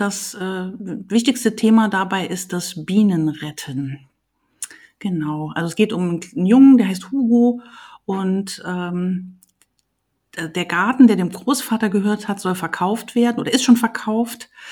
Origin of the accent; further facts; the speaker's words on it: Saarland, Germany; moved away as an adult; also born or lived in Leipzig / Trier; Also ich äh, bin aus dem Saarland, habe in Leipzig studiert, ähm, lebe aber hier wieder so seit 2004